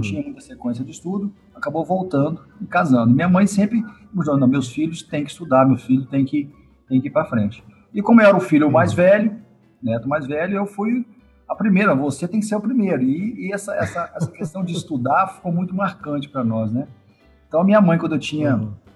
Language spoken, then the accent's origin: Portuguese; Pancas, Espírito Santo, Brazil; eu sou um capixaba, né? Nascido no interior do estado, no, na cidade chamada Pancas